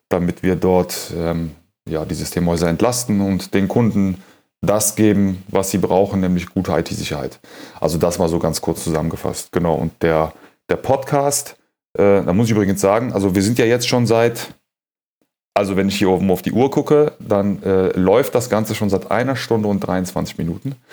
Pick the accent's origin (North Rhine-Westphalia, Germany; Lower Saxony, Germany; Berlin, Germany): North Rhine-Westphalia, Germany; Cologne; ähm, Nationalität Kölner, ähm, geboren 81 in der Südstadt im Klösterchen, so wie meine Tochter dann äh, fast 35 Jahre später auch. Ähm, genau, die Wurzeln kommen aus dem Iran.